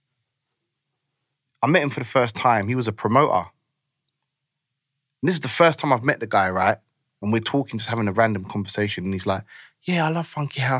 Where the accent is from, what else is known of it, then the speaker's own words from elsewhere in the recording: London, United Kingdom; also born or lived in Africa; I grew up in Northwest